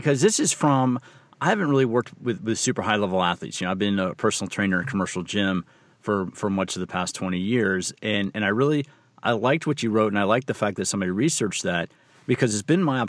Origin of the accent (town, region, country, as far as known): United States; also born or lived in Washington, D.C.